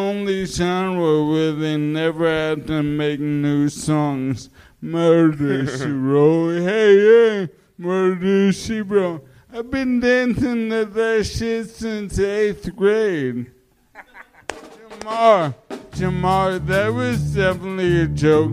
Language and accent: English; New York City, New York, United States; I'm from Queens